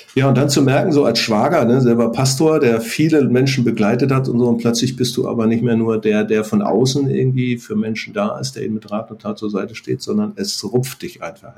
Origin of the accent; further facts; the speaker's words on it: North Frisia, Schleswig-Holstein, Germany; Wir sind in Nordfriesland aufgewachsen